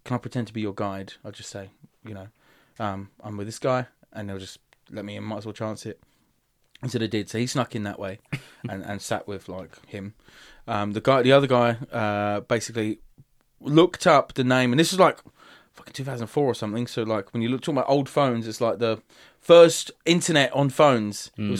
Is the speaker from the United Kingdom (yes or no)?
yes; Dagenham, London, United Kingdom; and my accent was way strong. Like, I've got a posh, not posh, but like, people in Dagenham would say I've got a posh voice. Now, after I went to drama college, but like, before then, I was a little spiv.